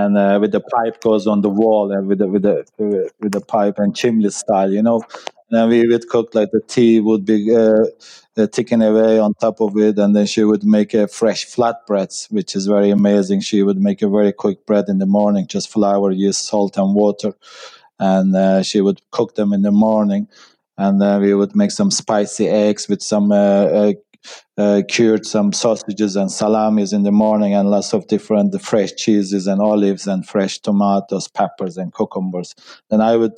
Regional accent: Ankara, Turkey; moved away as an adult; also born or lived in Kuşadası, Turkey; now in Ireland; I'm from Turkey. And I was born and raised in the capital of Turkey called Ankara

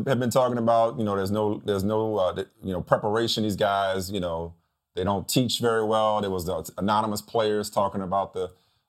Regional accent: New Orleans, Louisiana, United States; I was raised on Tabasco in New Orleans.

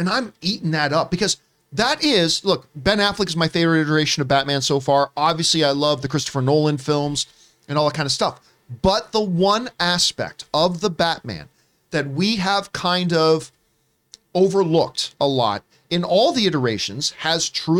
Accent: Canada; I'm going to start with my home country of the Canada.

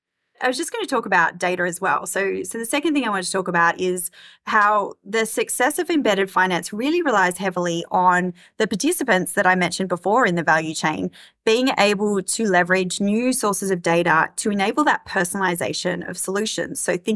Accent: Australia; now in Singapore; I moved to Singapore from Australia 12 months ago

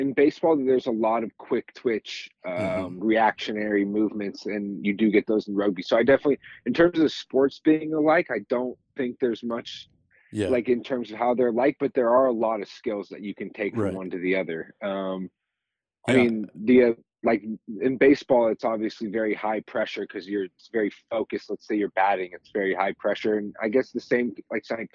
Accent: Santa Rosa, California, United States; now in San Diego, United States; I'm originally from Santa Rosa, California. It's about an hour, probably about an hour north of San Francisco

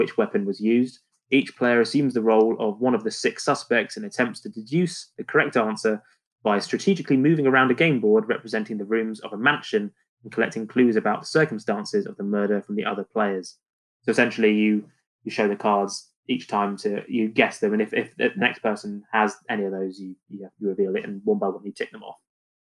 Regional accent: near Wimborne Minster, South West England, United Kingdom; I was born near Wimborne Minster

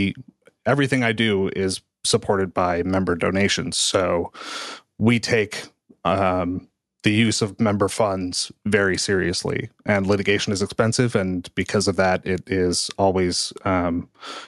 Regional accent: Missouri, United States; I'm from Missouri

